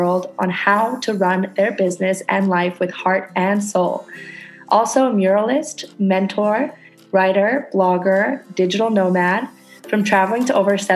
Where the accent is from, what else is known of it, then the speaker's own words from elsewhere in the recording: Canada; now in Indonesia; I'm a Canadian girl living on a tiny ass tropical island in Indonesia.